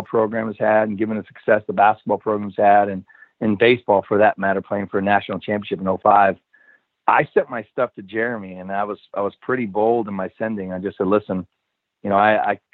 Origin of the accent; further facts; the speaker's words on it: Southern California, United States; moved away as an adult; also born or lived in Oklahoma; now in Florida, United States; I'm originally from Southern California